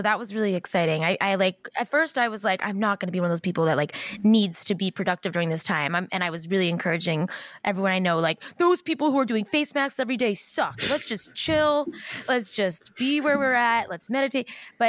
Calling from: Los Angeles, California, United States; Los Angeles.

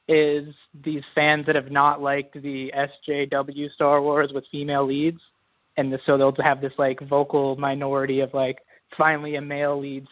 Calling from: Georgia, United States; Hi, this is … calling from Georgia, United States.

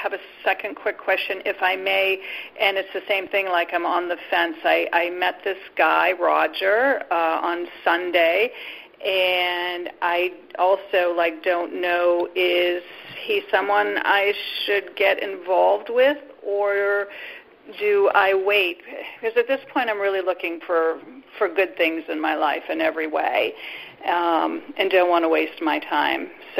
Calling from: Boston, Massachusetts, United States; Hi, Jimmy and Reverend Debbie. … outside of Boston.

